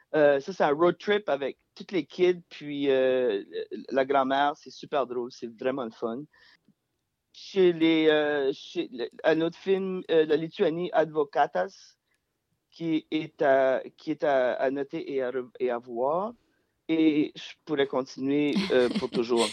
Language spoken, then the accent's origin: French; Acadia, Canada; now in Montreal, Canada; je viens pas du, Québec, je viens de l'Acadie